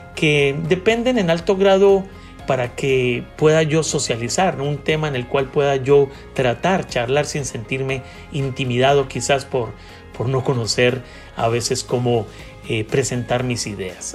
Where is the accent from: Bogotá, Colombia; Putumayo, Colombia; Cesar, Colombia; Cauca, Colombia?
Bogotá, Colombia; soy un hombre colombiano nacido en Bogotá